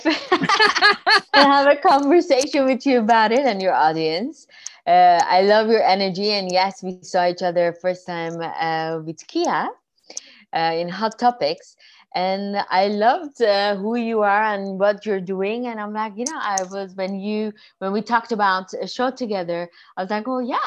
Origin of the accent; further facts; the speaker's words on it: Tehran, Tehran Province, Iran; English is a second language; moved away as an adult; also born or lived in New York, United States; now in Paris, France; I'm an Armenian Iranian. I moved from Iran to America when I was 18